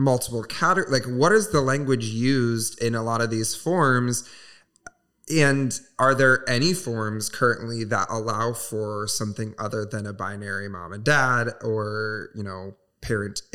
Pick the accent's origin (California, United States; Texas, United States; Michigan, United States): Michigan, United States; Southwest; moved away; my hometown, which is Southwest Michigan. Very small, very religious